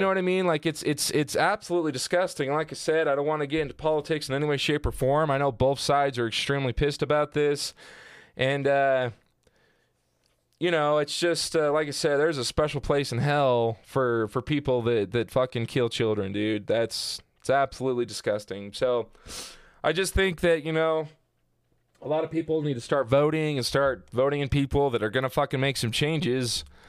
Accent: Southern Utah, United States; growing up in Southern Utah

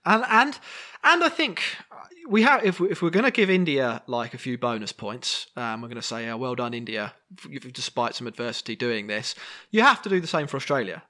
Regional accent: England, United Kingdom; we are all English

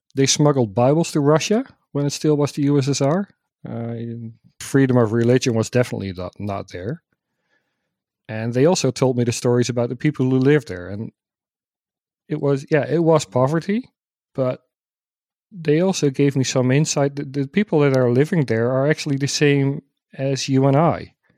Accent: Netherlands; I'm from the Netherlands

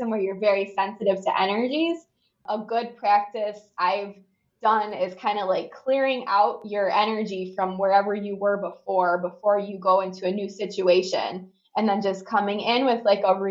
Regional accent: Chicago, Illinois, United States; I'm from Chicago

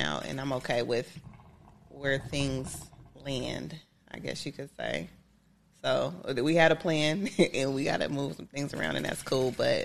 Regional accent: Omaha, Nebraska, United States; I'm from Omaha.

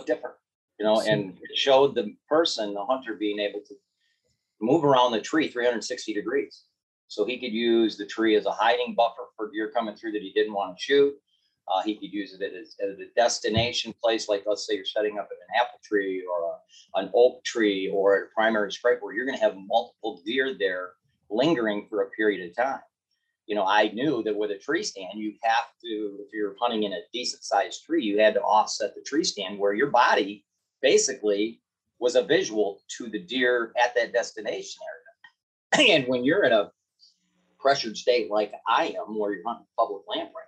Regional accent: Michigan, United States

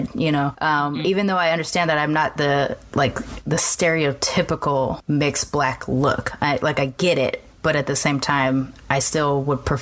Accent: Southern California, United States; I grew up down here in Southern California

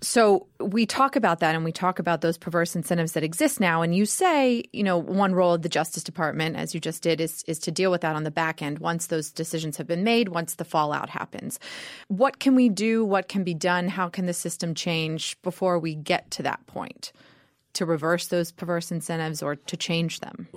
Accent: Georgia, United States; I grew up in Georgia, the daughter of an English

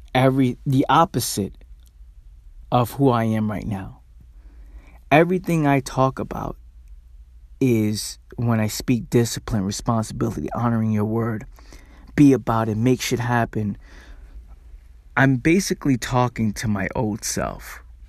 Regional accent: New York City, New York, United States; me growing up in the Bronx

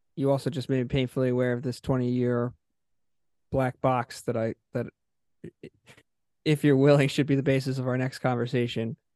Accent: Haddonfield, New Jersey, United States; also born or lived in South Philadelphia; now in Philadelphia, United States; I grew up in Haddonfield

